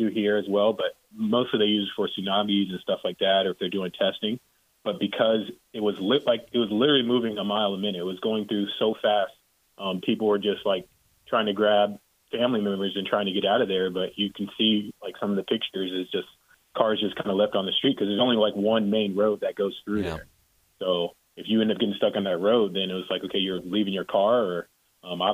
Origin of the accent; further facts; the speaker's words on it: Virginia Beach, Virginia, United States; moved away as an adult; also born or lived in Hawaii; now in Texas, United States; I grew up in Virginia Beach, Virginia, so I was there until I was 18, but I lived in Hawaii for 16 years